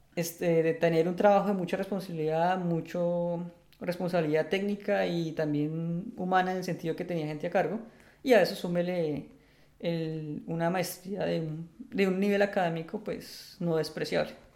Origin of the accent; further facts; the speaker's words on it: Bogotá, Colombia; moved away as an adult; now in Netherlands; soy un bogotano de 34 años, ingeniero electrónico